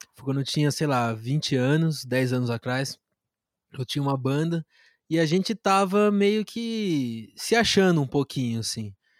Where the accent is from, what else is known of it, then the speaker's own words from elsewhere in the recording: Brazil; sendo brasileiro